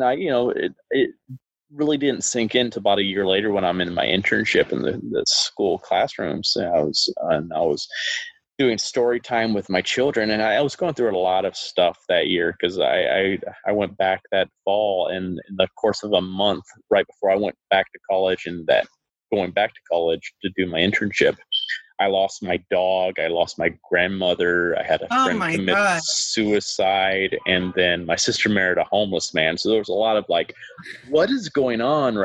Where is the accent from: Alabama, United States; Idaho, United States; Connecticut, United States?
Alabama, United States; Huntsville; my hometown of Huntsville, Alabama